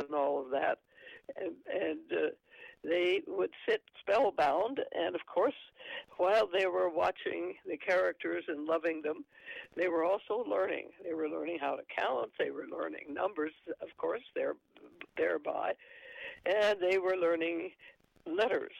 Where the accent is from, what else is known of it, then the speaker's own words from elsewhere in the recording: New Mexico, United States; moved away; also born or lived in Arkansas; I'm from New Mexico originally. And, of course, we have a lot of brown people in New Mexico. And I went to school with them.